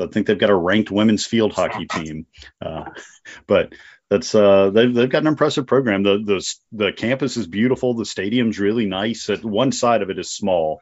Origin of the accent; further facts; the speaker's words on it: North Dakota, United States; moved away; I'm originally from North Dakota.